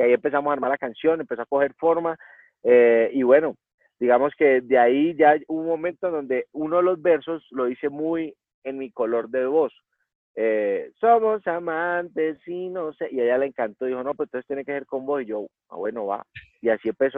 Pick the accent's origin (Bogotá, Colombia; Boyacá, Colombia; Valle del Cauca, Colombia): Valle del Cauca, Colombia; Cali; yo soy de Cali, entonces mis papás íbamos a pasear al lago